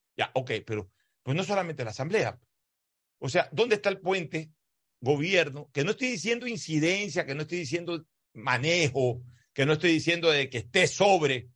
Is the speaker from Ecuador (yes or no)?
yes; Ecuador; somos 100 millones de ecuatorianos